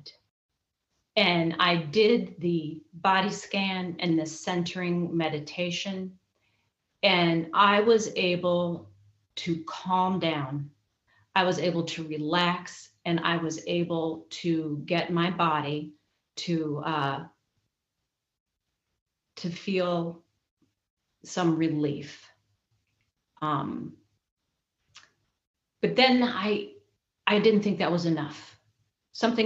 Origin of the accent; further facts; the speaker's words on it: Michigan, United States; moved away as an adult; also born or lived in Indiana; I was in Michigan